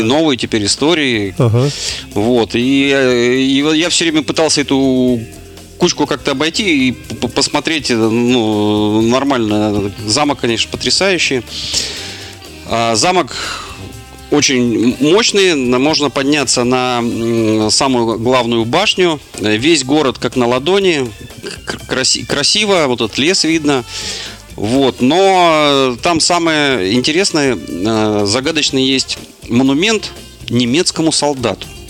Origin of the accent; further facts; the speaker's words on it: Russia; я сказал, что из России